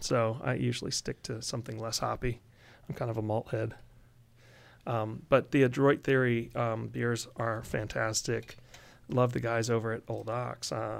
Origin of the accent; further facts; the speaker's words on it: Germany; English is a second language; I was born and raised in Germany, so I have a good window into that culture.